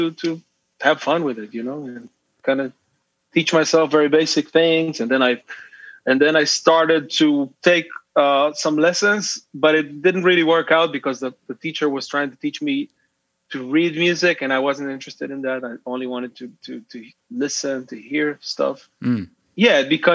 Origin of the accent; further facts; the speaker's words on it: Israel; I was born and raised in Israel